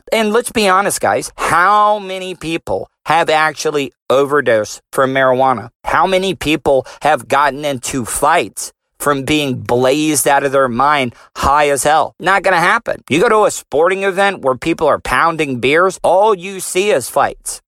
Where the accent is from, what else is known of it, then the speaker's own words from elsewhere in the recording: DeLeon Springs, Florida, United States; me and my boys growing up in De Leon Springs